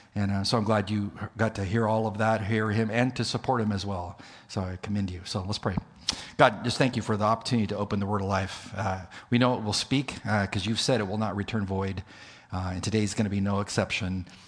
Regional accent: El Centro, California, United States; moved away; being in California in close proximity to where I grew up in El Centro, California

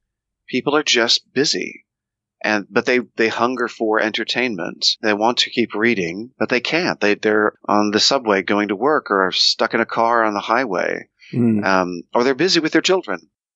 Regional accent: Oklahoma City, Oklahoma, United States; I grew up in Oklahoma City, Oklahoma, smack in the middle of the United States

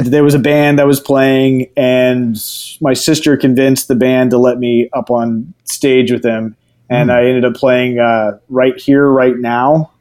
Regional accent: Houston, Texas, United States; also born or lived in New Orleans, Louisiana / Denton, Texas; moved to Houston and lived in Houston till I was 18

